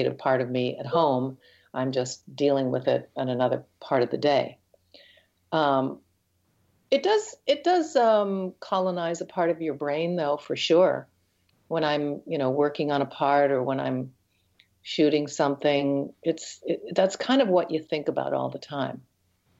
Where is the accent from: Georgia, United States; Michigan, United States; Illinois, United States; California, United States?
Michigan, United States; north of Detroit; also born or lived in Chicago / Toronto; now in Canada; Grew up north of Detroit and then moved to Chicago